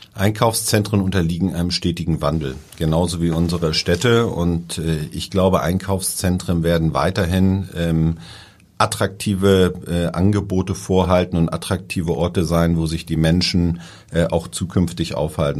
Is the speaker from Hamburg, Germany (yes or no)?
yes; Hamburg, Germany; also born or lived in Langenhorn, Hamburg; ich komme ja eher so aus dem Hamburger Umland